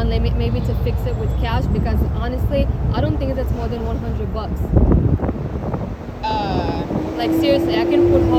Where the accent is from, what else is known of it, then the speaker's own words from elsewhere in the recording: Israel; I'm not from here. I'm from Israel.